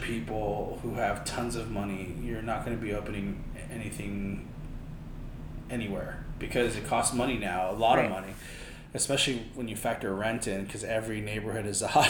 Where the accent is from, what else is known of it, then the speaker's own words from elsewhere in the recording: Philippines; now in New York, United States; plus I'm Filipino.